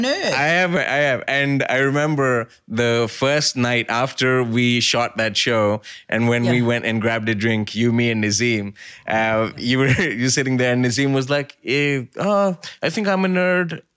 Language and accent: English; near Mumbai, Maharashtra, India; also born or lived in Brisbane; now in Sydney, Australia; I grew up near Mumbai